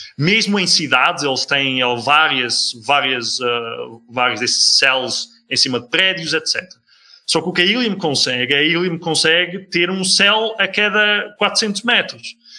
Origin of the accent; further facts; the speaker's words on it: Netherlands; now in Portugal; Eu sou holandês